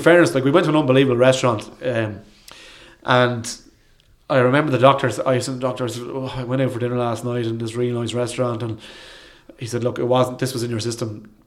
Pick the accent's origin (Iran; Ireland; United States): Ireland; we're all Irishmen here